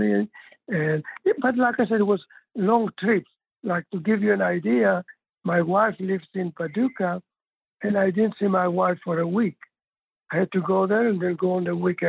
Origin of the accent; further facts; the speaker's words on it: Rhodes, South Aegean, Greece; also born or lived in Australia / Florida / Oklahoma; now in Missouri, United States; I grew up in Rhodes, where near the sea